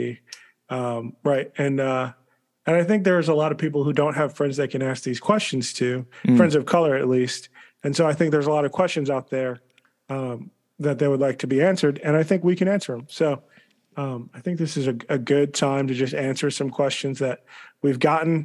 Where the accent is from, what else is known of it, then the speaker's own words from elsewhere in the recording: United States; growing up outside of D.C.